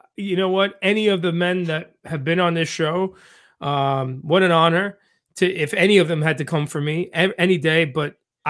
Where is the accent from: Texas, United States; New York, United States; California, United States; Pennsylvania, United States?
New York, United States; New York City; I'm from Queens.